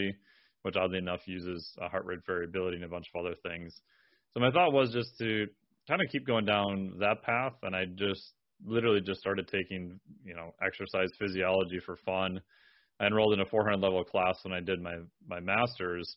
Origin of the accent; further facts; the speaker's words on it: Minnesota, United States; I'm from Minnesota